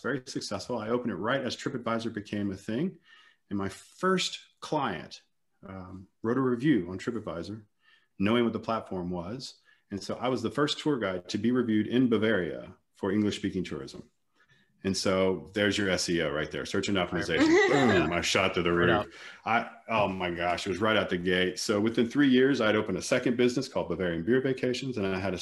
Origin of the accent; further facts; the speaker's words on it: Lafayette, Louisiana, United States; moved away as an adult; also born or lived in Atlanta, Georgia / New Orleans / London; now in Germany; I'm originally from South Louisiana, Lafayette